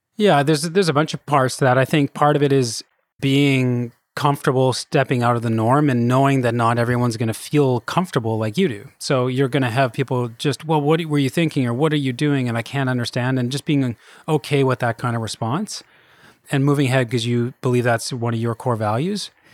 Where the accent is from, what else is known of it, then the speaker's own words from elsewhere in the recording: Kelowna, British Columbia, Canada; moved away as an adult; I'm from Kelowna originally. That's where I grew up.